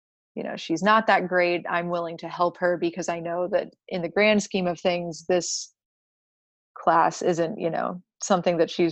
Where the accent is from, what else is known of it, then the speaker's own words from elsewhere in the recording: Gainesville, Florida, United States; also born or lived in Georgia / Colorado; I am from Gainesville. My parents live here